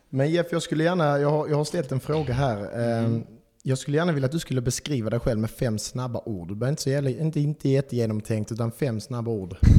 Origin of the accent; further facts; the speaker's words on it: Malmö, Skåne, Sweden; moved away as an adult; now in Karlskrona, Sweden; jag är eh, också från Malmö, eh, 25 år gammal. Eh, har bott här i fyra år.